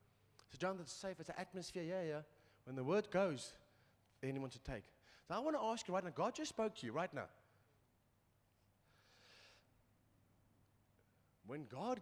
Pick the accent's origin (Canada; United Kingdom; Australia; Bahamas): United Kingdom; England; I'm English